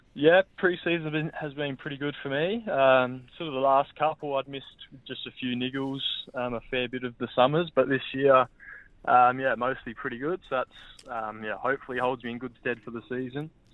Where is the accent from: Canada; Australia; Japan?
Australia; Adelaide, South Australia; moved away as an adult; also born or lived in Brisbane / Melbourne; now in Perth, Australia; home's definitely still Adelaide, just purely family's there